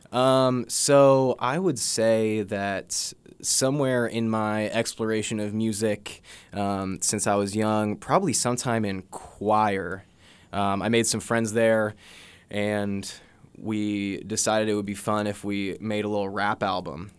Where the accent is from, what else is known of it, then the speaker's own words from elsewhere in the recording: Jefferson City, Missouri, United States; I grew up in Jeff City, uh, born and raised